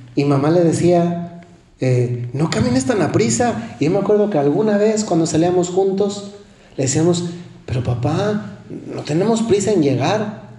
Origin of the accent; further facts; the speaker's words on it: Mexico; Casi todos los que somos mexicanos